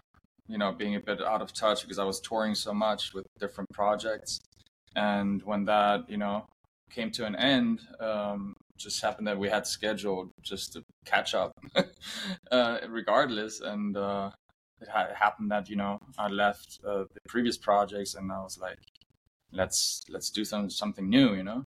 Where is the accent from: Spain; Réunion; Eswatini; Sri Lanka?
Spain; also born or lived in Germany; now in Los Angeles, United States; I'm originally from Germany, but I grew up in Spain, only like 2 hours apart, but we met when we both lived in LA.